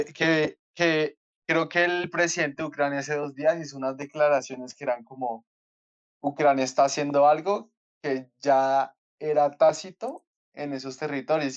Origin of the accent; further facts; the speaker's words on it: Colombia; somos más colombianos